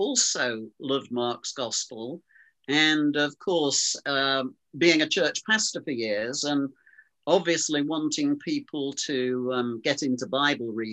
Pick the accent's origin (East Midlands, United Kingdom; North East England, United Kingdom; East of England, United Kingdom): East Midlands, United Kingdom; Lincoln; I come from Lincoln. I was actually born in the city of Lincoln